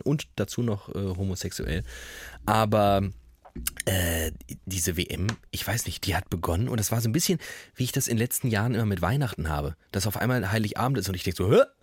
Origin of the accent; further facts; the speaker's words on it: Germany; wir Deutsche